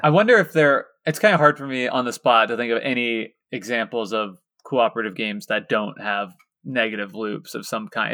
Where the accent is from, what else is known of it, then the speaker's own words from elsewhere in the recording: Lawrence, Kansas, United States; my hometown of Lawrence, Kansas